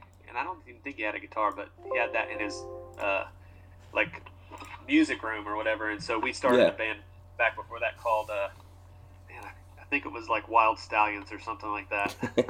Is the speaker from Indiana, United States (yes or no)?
yes; Indiana, United States; moved away as an adult; also born or lived in Kentucky; now in Nashville, United States; So I moved from Indiana and went to college in Kentucky. I was there for about a year, I guess two years, I think I went to college, and then we dropped out. We got a record deal and yeah. dropped out and moved to Nashville.